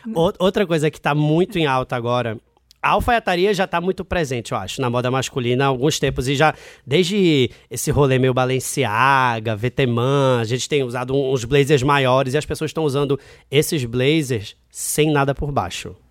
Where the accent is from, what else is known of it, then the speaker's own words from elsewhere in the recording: Recife, Pernambuco, Brazil; moved away as an adult; now in Rio de Janeiro, Brazil; eu sou de Recife, né? Eu nasci em Recife, morei lá até 19 anos e eu fui morar no Rio com 20 anos